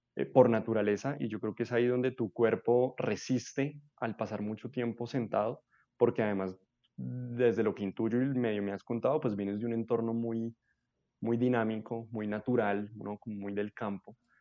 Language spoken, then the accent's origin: Spanish; Bogotá, Colombia; Yo nací en Bogotá, vivo en Bogotá casi toda mi vida